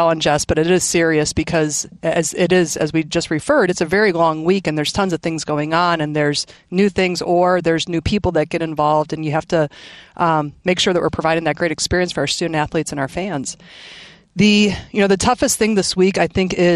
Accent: Midwest, United States; I grew up in the Midwest

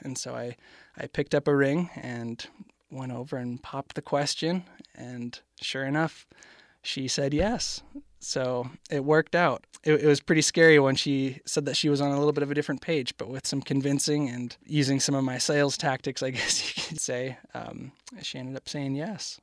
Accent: Canada; I am from Canada

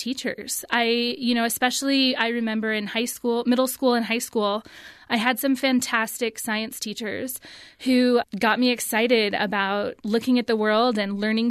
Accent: California, United States; I grew up in California

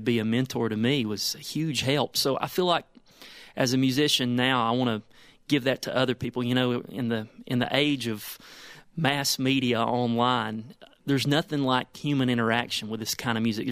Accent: United States; I'm cleaning up my accent really well right now so you can understand what I'm saying. But we got a lot of characters there in Madison County

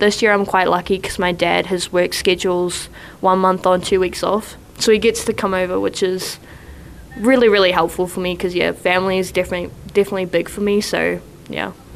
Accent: New Zealand; moved away as an adult; now in Provo, United States; I'm from New Zealand. I'm from Ngati Piro, which is the east coast of the North Island

